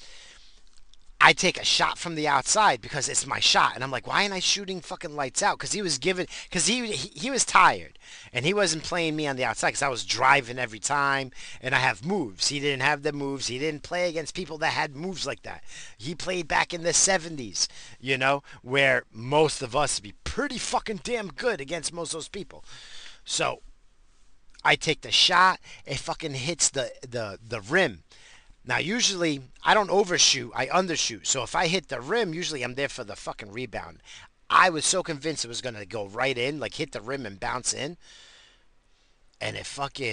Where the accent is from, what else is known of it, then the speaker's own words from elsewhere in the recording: New York, United States; accent: New York; moved away; also born or lived in New England / California; I'm from New York. I got that New York accent